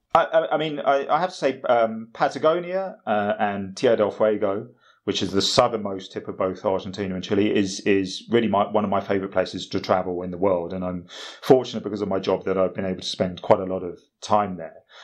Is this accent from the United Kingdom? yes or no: yes; United Kingdom; as a British person